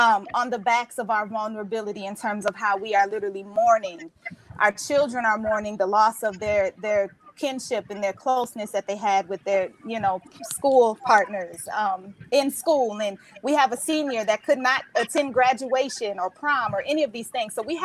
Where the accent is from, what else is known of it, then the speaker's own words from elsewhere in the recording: Minneapolis, Minnesota, United States; I am from Minneapolis, Minnesota